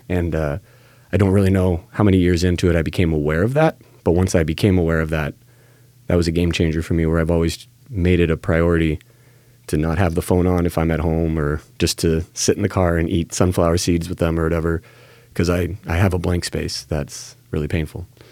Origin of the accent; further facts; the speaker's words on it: Salem, Oregon, United States; also born or lived in Lake Oswego, Oregon / Corvallis, Oregon; I was born and raised right here in Salem